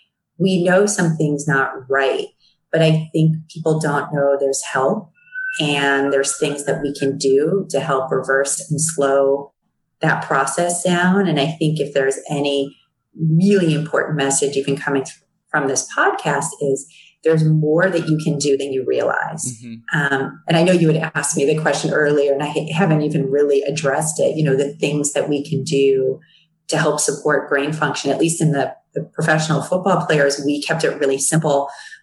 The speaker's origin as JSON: {"language": "English", "town": "Chicago", "region": "Illinois", "country": "United States", "said": "So I'm from Chicago, Chicago Bears fan."}